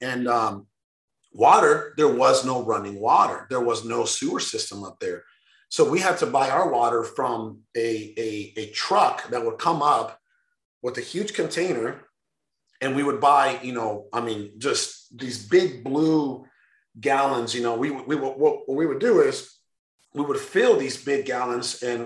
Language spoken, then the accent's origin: English; Sonora, Mexico; moved away; I was born in Mexico, in northern part, Sonora